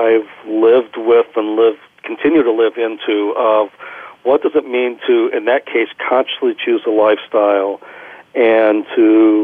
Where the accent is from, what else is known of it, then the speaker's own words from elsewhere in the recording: Kettering, Ohio, United States; I grew up in Kettering, Ohio, which is a suburb of Dayton, Ohio